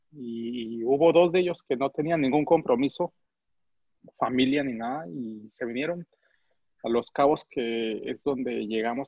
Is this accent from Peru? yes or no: no; United States; moved away as an adult; also born or lived in Cuauhtémoc, Chihuahua, Mexico; now in Mexico; ya había tenido también estudios de, arte en Estados Unidos, que es donde me crié